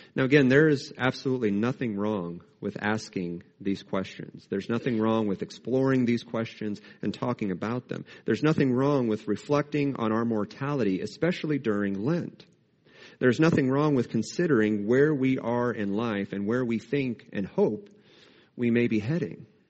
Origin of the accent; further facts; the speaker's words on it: United States; as American Christians